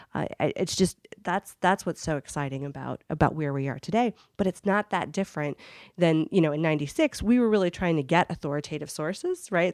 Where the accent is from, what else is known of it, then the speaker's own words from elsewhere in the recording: Akron, Ohio, United States; now in Chicago, United States; I'm from from Akron, Ohio